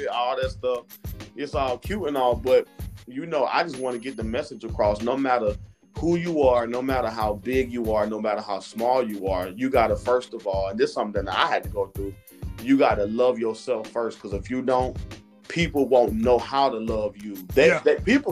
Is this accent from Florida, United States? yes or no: yes; Florida, United States; now in Georgia, United States; I'm from Florida, so I would go home and visit